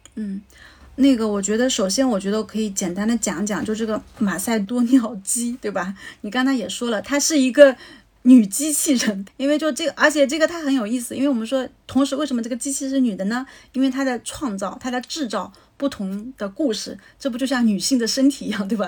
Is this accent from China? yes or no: yes; China; 我们中国人